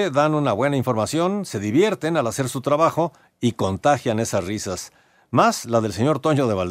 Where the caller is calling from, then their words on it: Mexico City, Mexico; Muy buenas noches … de la Ciudad de México